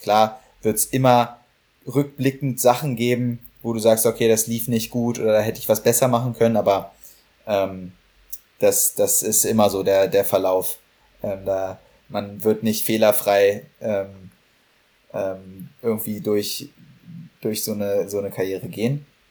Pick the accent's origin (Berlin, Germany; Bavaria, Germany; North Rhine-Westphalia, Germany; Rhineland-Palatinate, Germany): Berlin, Germany; now in Heidelberg, Germany; für Berlin, für meine Heimatstadt